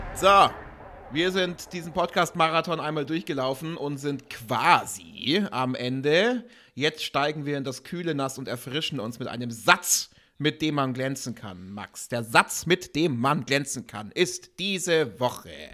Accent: Augsburg, Bavaria, Germany; hier in Augsburg, meine Heimatstadt

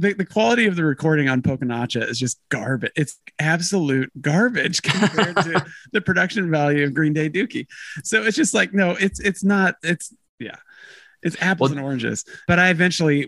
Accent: Blue Springs, Missouri, United States; I went to like a very fundamentalist church growing up in Blue Springs.

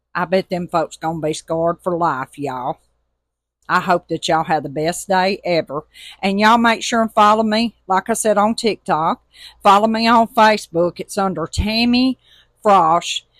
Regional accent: Tuscaloosa, Alabama, United States; now in Mississippi Gulf Coast, United States; I'm originally from Tuscaloosa, Alabama, and we live on the Mississippi Gulf Coast

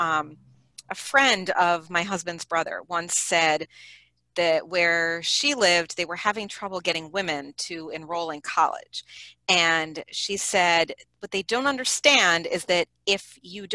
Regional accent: New York, United States; I grew up in a small city in New York

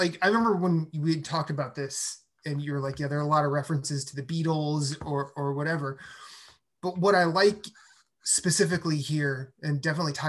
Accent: Iowa, United States; I'm from Iowa

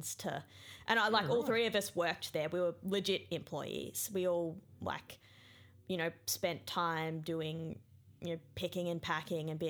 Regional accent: Emerald, Queensland, Australia; also born or lived in Brisbane / Rockhampton; When I was just before I started grade one, and just before my brother was born, we moved from Brisbane to a little town called Emerald

